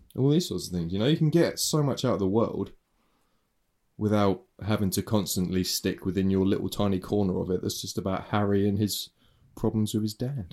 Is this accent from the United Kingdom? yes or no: yes; United Kingdom; I'm British